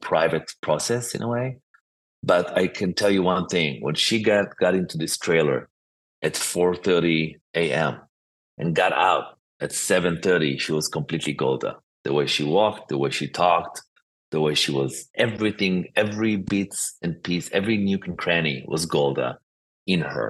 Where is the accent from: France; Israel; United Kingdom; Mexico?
Israel; born or raised there